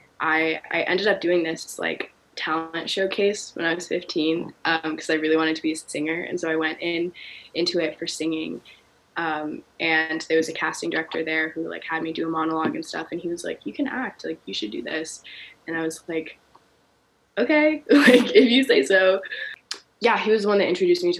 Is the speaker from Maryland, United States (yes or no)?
yes; Baltimore, Maryland, United States; also born or lived in Kenya; I grew up in Baltimore. I was actually born in Kenya, but I came to America